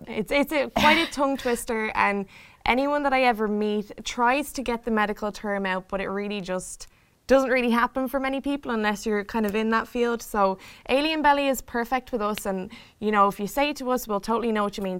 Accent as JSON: {"language": "English", "country": "Ireland", "moved": "yes", "lives_now": "Chicago, United States", "said": "I am here from Ireland in Chicago"}